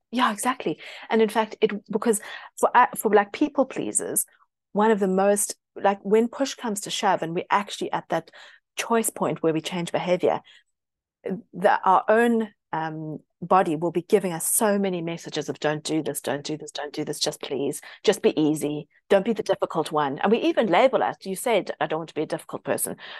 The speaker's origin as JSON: {"language": "English", "country": "South Africa", "tie": "born or raised there", "moved": "yes", "lives_now": "United Kingdom", "said": "I grew up in South Africa and there's a lot of Britishness"}